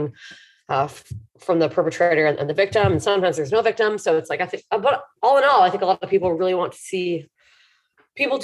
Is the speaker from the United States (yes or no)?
no; Hamilton, Ontario, Canada; also born or lived in Toronto; my hometown, Hamilton